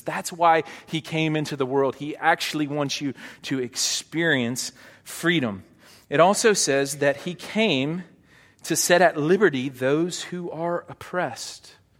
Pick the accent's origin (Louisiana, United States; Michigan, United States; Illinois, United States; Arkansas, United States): Arkansas, United States; Hot Springs; moved away; I grew up in Hot Springs